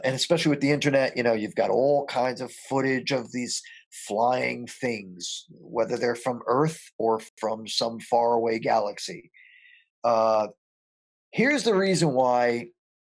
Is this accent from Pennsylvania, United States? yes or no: no; Paterson, New Jersey, United States; I was born and raised in Paterson, New Jersey